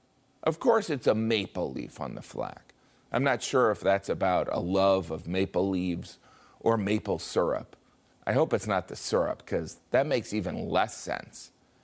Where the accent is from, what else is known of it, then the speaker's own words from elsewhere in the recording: United States; because I'm American.